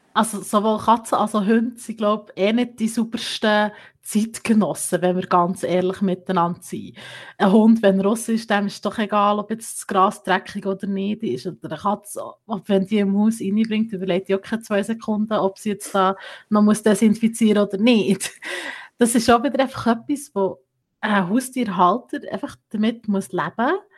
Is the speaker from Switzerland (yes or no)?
yes; Bern, Switzerland; bei uns in der Schweiz, im Kanton Bern